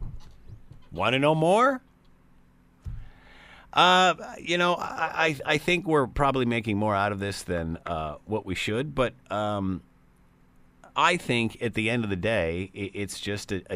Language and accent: English; Ontario, Canada; being Ontarians